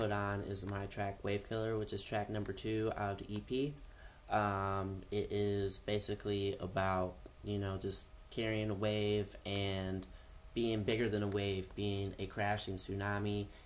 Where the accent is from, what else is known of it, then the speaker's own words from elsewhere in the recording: Cleveland, Ohio, United States; now in Columbus, United States; I've been in Columbus for about a couple years now, a little over a couple years. I'm coming from Cleveland